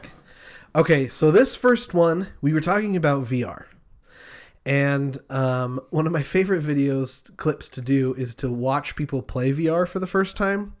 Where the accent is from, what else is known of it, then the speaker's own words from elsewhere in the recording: Marysvale, Utah, United States; moved away; I lived in a very small town. Shout out to Marysville.